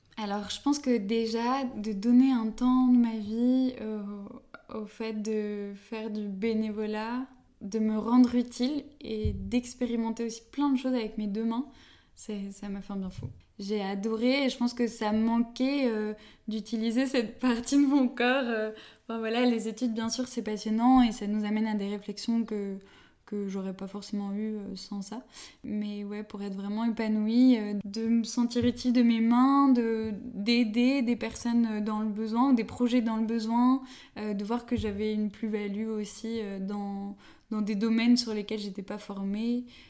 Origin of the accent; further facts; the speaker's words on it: Paris region, Île-de-France, France; j'ai grandi toute euh, ma vie euh, en région parisienne.